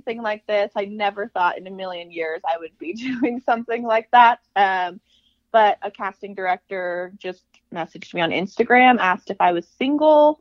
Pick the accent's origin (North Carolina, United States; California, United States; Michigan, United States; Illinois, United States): California, United States; Palmdale; I am from Palmdale, California, small town girl